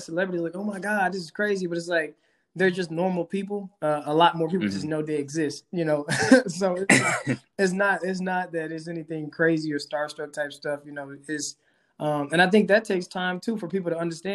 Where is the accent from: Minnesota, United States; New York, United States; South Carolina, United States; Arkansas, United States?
Arkansas, United States; Helena; moved away as an adult; also born or lived in Fayetteville, Arkansas; I grew up in Helena, Arkansas, Southeast Arkansas, poor, underrepresented area